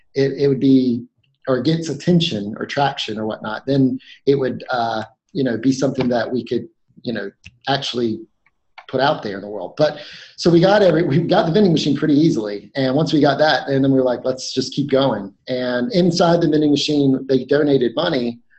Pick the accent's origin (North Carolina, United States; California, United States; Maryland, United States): North Carolina, United States; I grew up in North Carolina